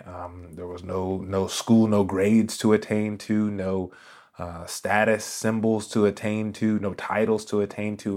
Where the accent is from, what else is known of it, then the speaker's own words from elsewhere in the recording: Raleigh, North Carolina, United States; I was born in Raleigh, North Carolina, and, uh, I was one of those kids that was always in church